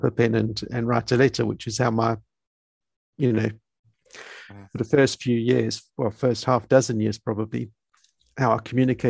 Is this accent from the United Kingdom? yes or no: yes; United Kingdom; moved away as an adult; now in South Africa; Okay, I'm originally from United Kingdom, and I've came to South Africa in 1990 when I was 20 years old.